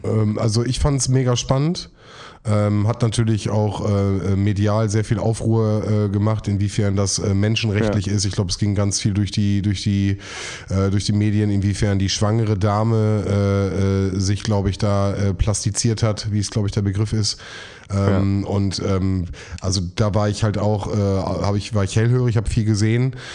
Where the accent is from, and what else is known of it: Bielefeld, North Rhine-Westphalia, Germany; born or raised there